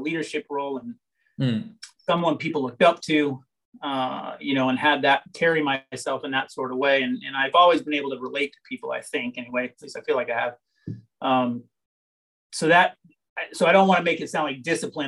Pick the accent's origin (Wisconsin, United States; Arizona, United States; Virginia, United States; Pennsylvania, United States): Arizona, United States; Tucson; So growing up, I grew up here in Tucson, Arizona, which is where I'm at right now, my house